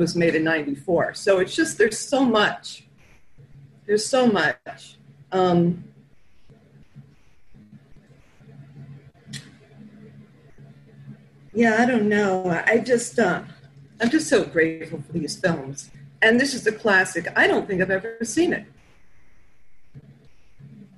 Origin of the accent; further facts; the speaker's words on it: New York City, New York, United States; I'm from Flatbush. It's in Brooklyn